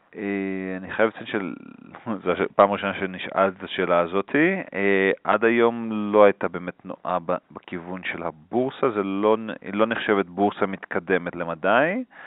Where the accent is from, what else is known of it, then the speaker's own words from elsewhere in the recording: Israel; moved away as an adult; now in Bogotá, Colombia; אנחנו כישראלים